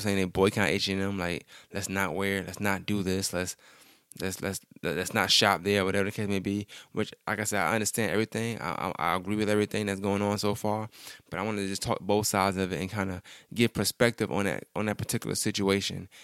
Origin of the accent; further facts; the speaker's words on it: New York, United States; I'm from New York